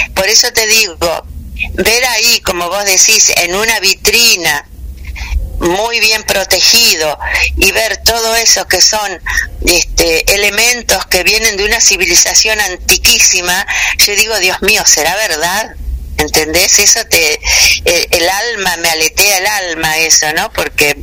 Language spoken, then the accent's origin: Spanish; Victoria, Entre Ríos, Argentina; Yo nací en Victoria, que es acá provincia de Entre Ríos, este, y desde muy niña estuve rodeada tanto por mi padre como mis abuelos